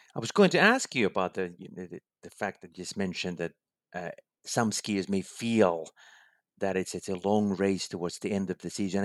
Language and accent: English; Finland; my home country, Finland.